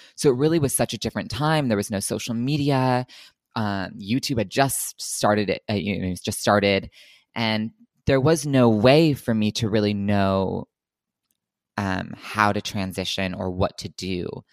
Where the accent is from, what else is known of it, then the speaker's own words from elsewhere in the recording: New Jersey, United States; moved away as an adult; also born or lived in New York; now in Los Angeles, United States; I'm originally from Los Angeles, but I grew up for the most part in New Jersey